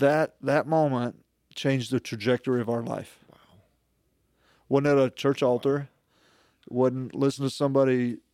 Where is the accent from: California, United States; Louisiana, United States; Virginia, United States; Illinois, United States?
Louisiana, United States; Shreveport; moved away; also born or lived in Siberia / Marshall Islands